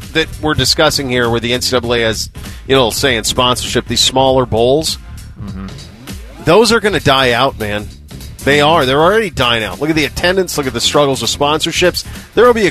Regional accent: Montana, United States; growing up in Montana

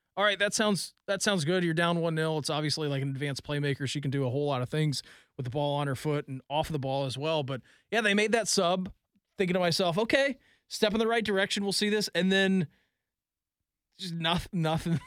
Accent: Dayton, Ohio, United States; moved away as an adult; now in Columbus, United States; growing up in Dayton

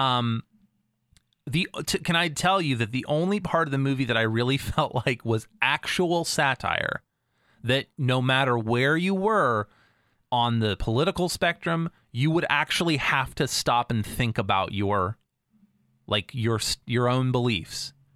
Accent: United States; as an American

